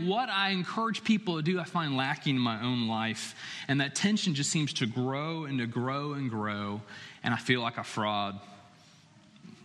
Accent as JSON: {"language": "English", "town": "Chapel Hill", "region": "North Carolina", "country": "United States", "tie": "born or raised there", "moved": "as an adult", "said": "it was my hometown. It was where I was born and raised."}